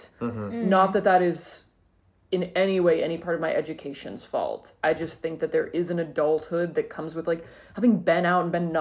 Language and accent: English; Nashville, Tennessee, United States; moved away as an adult; also born or lived in Pittsburgh; now in Brooklyn, United States; I am from Nashville, Tennessee. I wasn't born there, but I was there from like 3 to 18